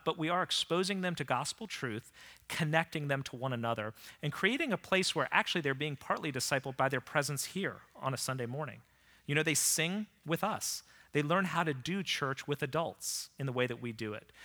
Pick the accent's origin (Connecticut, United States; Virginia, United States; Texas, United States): Virginia, United States; Vienna; I was committed to starting a church here in Vienna, Virginia. It was my hometown